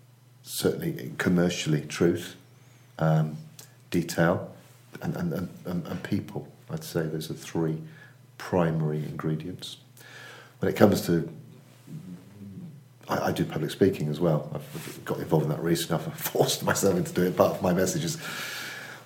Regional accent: Cheltenham, South West England, United Kingdom; now in Manchester, United Kingdom; I live in Manchester. I'm involved in two agencies, UK Copywriting and more, Hampson Natten Williams. I've been in Manchester for 10 years. I'm from Cheltenham Spa, originally.

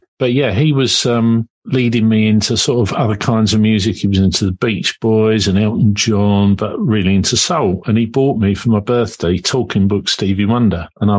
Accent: Kingston upon Thames, London, United Kingdom; also born or lived in New Malden; I was born and raised in Kingston most of my life.

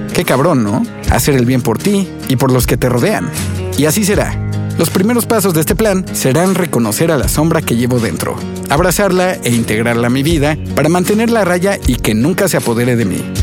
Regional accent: Mexico City, Mexico; Yo, por ejemplo, nací y crecí aquí, en la Ciudad de México

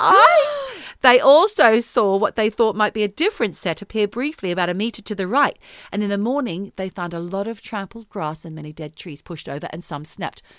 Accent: Yuin country, South Coast, New South Wales, Australia; I'm from Yuan country

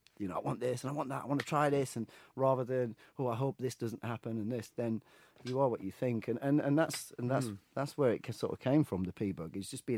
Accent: Sheffield, Yorkshire and the Humber, United Kingdom; moved away as an adult; now in London, United Kingdom; I'm from Sheffield originally.

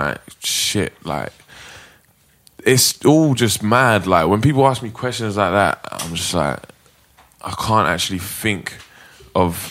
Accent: England, United Kingdom; we're all English

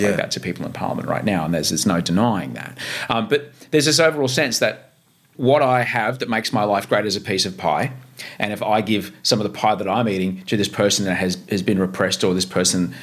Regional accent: Queensland, Australia; growing up in Queensland

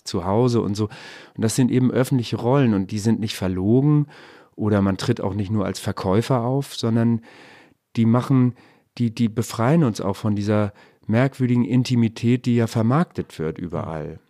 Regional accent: Hamburg, Germany; ich bin Hamburger

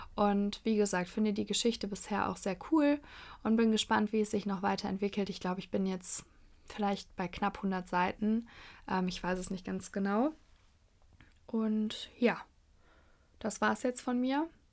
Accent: Cologne, North Rhine-Westphalia, Germany; als Kölnerin

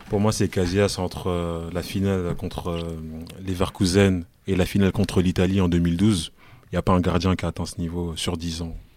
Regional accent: France; En tant que Français

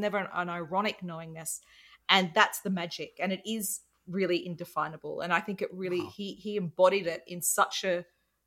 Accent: Australia; I'm Australian, and white Australia is, you know, was it has a convict history

